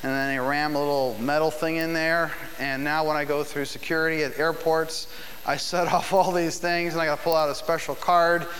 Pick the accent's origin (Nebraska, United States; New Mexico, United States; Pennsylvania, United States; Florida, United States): Pennsylvania, United States; Philadelphia; now in Nashville, United States; I'm from Philadelphia normally in life, but we live in Nashville